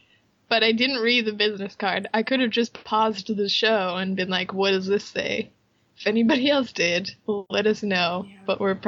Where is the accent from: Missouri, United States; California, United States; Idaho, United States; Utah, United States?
Utah, United States; moved away as an adult; now in Japan; we grew up in Utah.